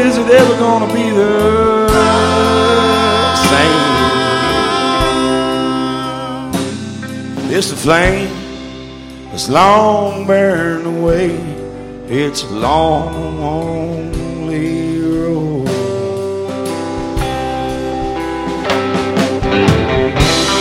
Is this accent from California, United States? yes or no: no; Lexington, Kentucky, United States; I'm from Lexington, Kentucky